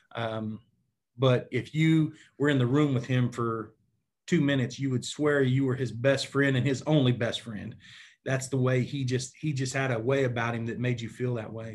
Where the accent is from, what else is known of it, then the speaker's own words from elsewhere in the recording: Enid, Oklahoma, United States; I grew up in Enid, Oklahoma, which is in northwestern part of Oklahoma